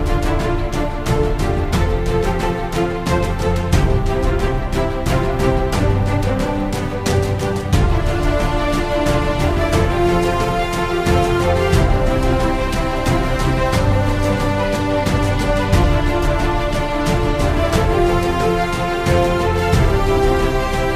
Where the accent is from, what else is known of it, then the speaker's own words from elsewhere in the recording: the South, United States; being born and raised in the South